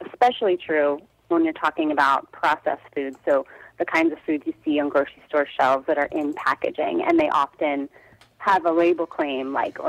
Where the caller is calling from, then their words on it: Brooklyn, New York, United States; I'm in Brooklyn, New York.